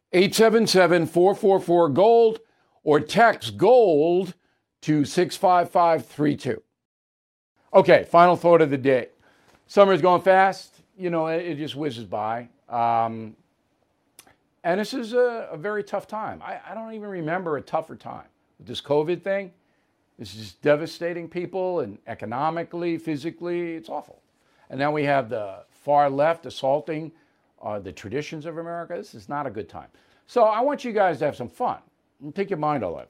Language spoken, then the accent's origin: English; United States; an American who loves my country